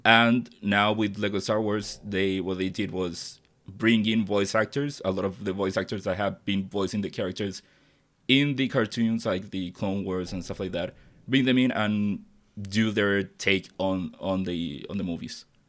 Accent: Chile; English is a second language; I'm not from the United States or any English speaking country. I'm from Chile

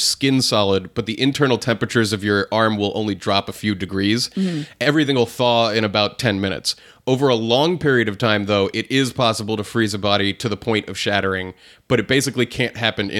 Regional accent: New Hampshire, United States; growing up in New Hampshire where things got really cold.

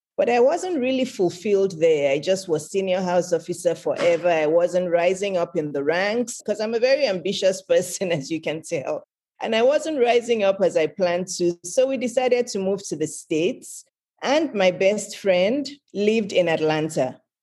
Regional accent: Lagos, Nigeria; I was born in Lagos, Nigeria, which is in West Africa

